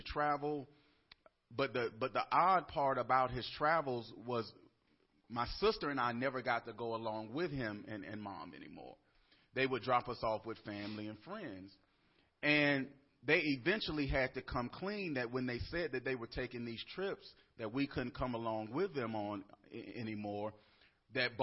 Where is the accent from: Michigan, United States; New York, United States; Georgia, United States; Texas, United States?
Georgia, United States; Atlanta; I'm from Atlanta, Georgia